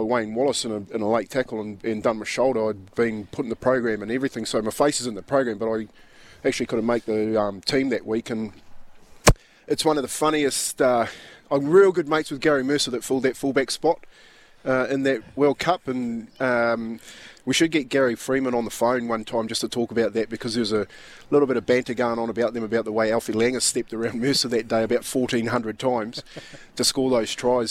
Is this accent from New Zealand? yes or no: yes; New Zealand; I'm a Kiwi